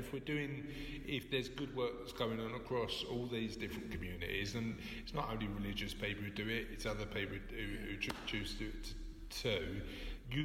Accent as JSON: {"language": "English", "region": "London", "country": "United Kingdom", "tie": "born or raised there", "said": "I was brought up in Kennington"}